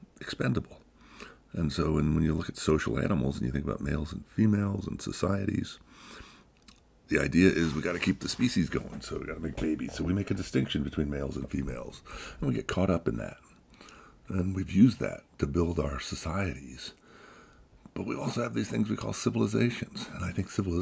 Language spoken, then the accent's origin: English; United States; Here in America, speaking as an American